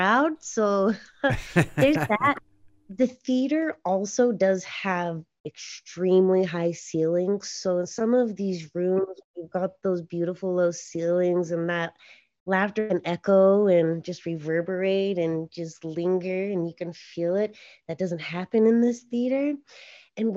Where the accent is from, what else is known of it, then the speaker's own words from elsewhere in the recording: Utah, United States; moved away as an adult; now in Los Angeles, United States; I was born in Los Angeles. At the age of 8, my family moved to Utah. I was raised in Utah for 20 years.